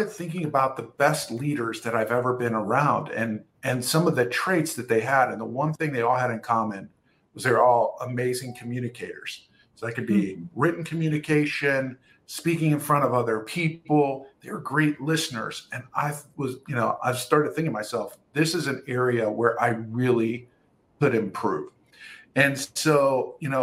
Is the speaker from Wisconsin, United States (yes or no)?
no; Ohio, United States; I've been born and raised in Ohio